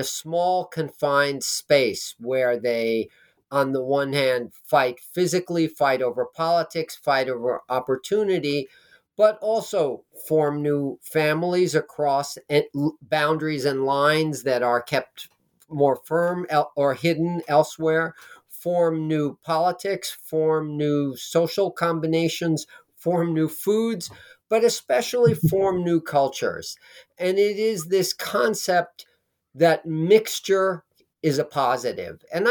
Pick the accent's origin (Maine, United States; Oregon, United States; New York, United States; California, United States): New York, United States; New York City; now in New Jersey, United States; I grew up in Manhattan